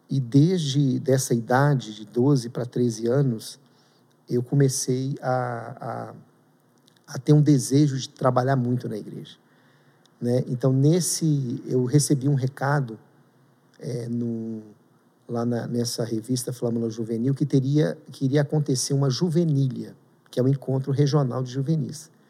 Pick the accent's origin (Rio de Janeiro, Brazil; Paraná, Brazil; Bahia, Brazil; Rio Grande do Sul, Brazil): Bahia, Brazil; moved away; also born or lived in Minas Gerais; eu vim da Bahia, Bahia o ensino era muito fraco na época, né? e Minas era tido como uma educação muito forte. E eu fui para Minas, eu fiquei com medo